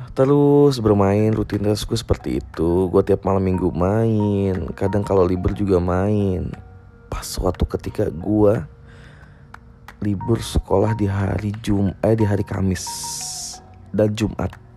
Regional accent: Indonesia; Desa Kewujon, desa gua dulu

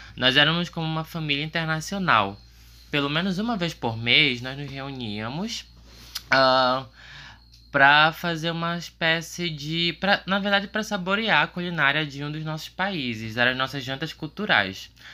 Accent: Ananindeua, Pará, Brazil; first language Portuguese; sou natural do estado do Pará. Eu cresci numa cidade chamada Nanideua, que fica na região metropolitana de Belém e continuo morando na mesma cidade.

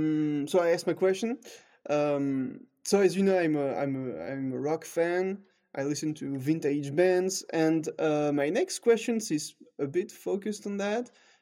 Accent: Toulouse, Occitania, France; English is a second language; moved away; my personal tradition is actually something very personal that I experienced in my hometown of Toulouse.

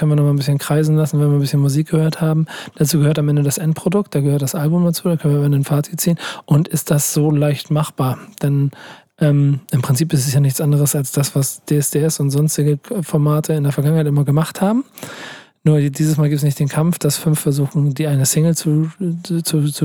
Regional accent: Cologne, North Rhine-Westphalia, Germany; Ich als Kölner bist, ne?

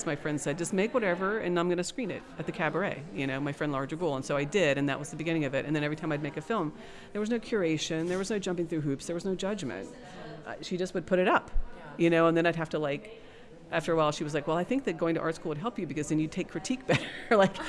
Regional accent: West Virginia, United States; now in Baltimore, United States; I came from West Virginia, in the middle of nowhere, to Baltimore, Maryland

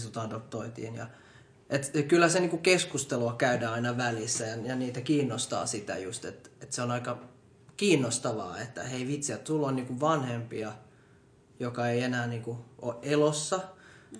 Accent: Finland; born or raised there

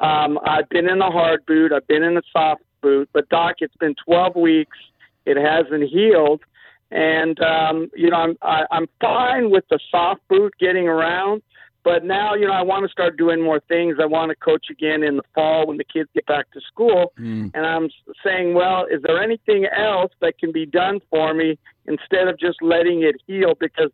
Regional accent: Los Angeles, California, United States; moved away as an adult; also born or lived in Orange County / Arizona / Kansas City; San Pedro. But I've been around, lived in Orange County, lived in Arizona, lived in Kansas City, but most of my time in San Pedro.

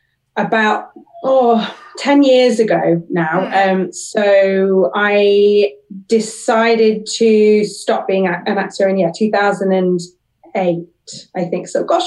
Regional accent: Sheffield, Yorkshire and the Humber, United Kingdom; I grew up in Sheffield, I did a drama degree in Manchester, so I was there for 3 years

